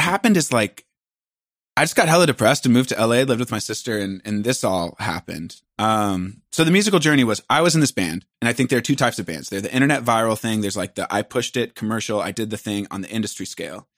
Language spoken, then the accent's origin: English; Port Angeles, Washington, United States; moved away; I'm from a very small town, twenty thousand people. We're three hours from Seattle. We're in a national park